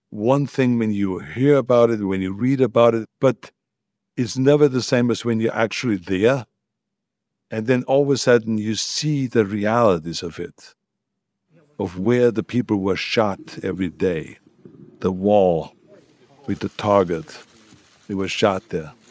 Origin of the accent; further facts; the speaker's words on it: Austria; English is a second language; now in United States; None of it was ever spoken about when I grew up. There was no one that ever talked about the war. I learned everything about the history in America.